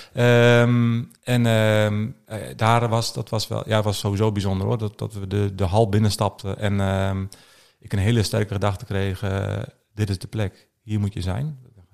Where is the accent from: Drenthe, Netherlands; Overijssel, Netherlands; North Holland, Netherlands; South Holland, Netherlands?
Drenthe, Netherlands; Alteveer; Ik ben, eh, geboren en getogen in Alteveer. Dat is een klein dorpje, eh, onder Hogeveen.